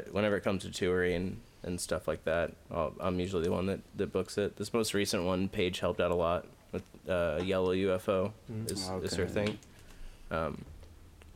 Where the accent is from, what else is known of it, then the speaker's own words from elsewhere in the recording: Lake of the Ozarks, Missouri, United States; I grew up in Lake of the Ozarks, which is like a tourist town.